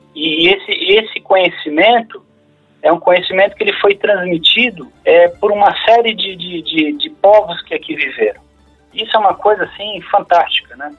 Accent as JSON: {"language": "Portuguese", "country": "Brazil", "said": "nós somos brasileiros"}